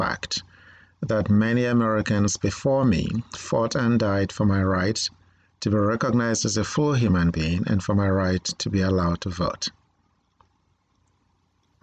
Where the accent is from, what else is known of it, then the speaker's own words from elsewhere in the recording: Nigeria; now in United States; I was born in Nigeria